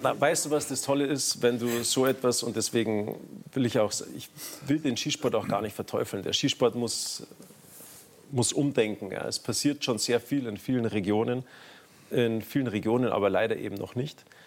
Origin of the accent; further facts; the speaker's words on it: Garmisch-Partenkirchen, Bavaria, Germany; bei uns in Garmisch-Partenkirchen